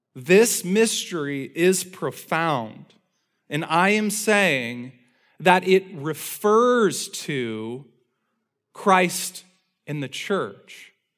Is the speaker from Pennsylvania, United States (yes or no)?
no; Indiana, United States; from the time I was a little kid growing up in Indiana